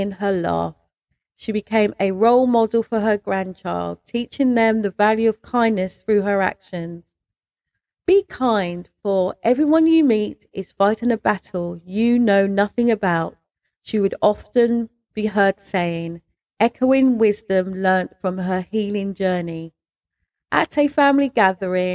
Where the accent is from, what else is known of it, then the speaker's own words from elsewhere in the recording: London, United Kingdom; moved away as an adult; now in Berkshire, United Kingdom; when I moved from London, because I'm a Londoner, when I moved from London to Berkshire